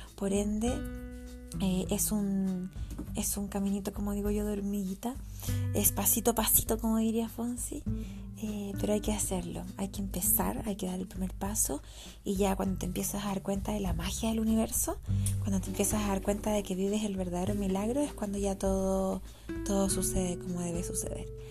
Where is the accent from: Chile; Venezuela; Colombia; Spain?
Chile; Santiago, Santiago Metropolitan Region; now in Los Andes, Chile; soy de Santiago de Chile, que actualmente vivo en los Andes con mi familia